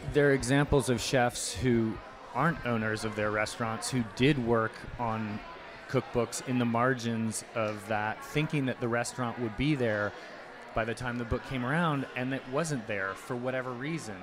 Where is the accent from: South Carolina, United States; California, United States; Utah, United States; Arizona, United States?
South Carolina, United States; Charleston; moved away as an adult; we grew up in Charleston